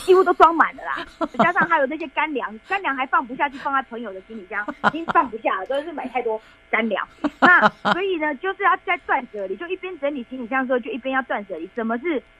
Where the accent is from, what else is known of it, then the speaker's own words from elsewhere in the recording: Taiwan; 我们是台湾来的志工